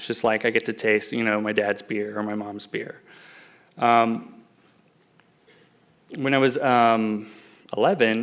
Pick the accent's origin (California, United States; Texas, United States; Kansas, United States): California, United States; San Jose; I am a Bay Area native. I'm from San Jose